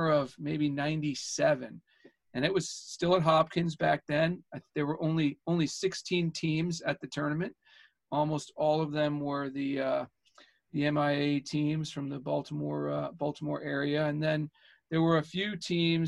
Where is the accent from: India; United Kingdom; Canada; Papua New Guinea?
Canada; Edmonton, Alberta; moved away; I grew up in Edmonton, Alberta, Canada